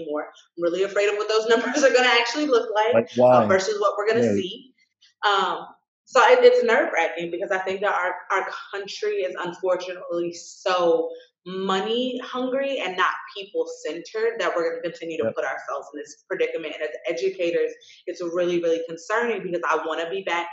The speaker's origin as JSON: {"language": "English", "country": "United States", "said": "being American"}